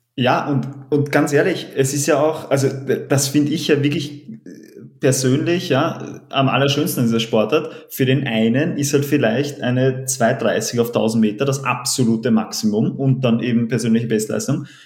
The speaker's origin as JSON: {"language": "German", "region": "Vienna", "country": "Austria", "tie": "born or raised there", "said": "als gebürtigen Wiener, aufgewachsen hinterm Rathaus"}